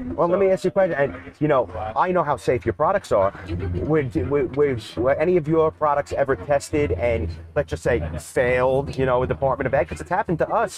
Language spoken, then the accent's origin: English; New York, United States; Growing up in New York and the East Coast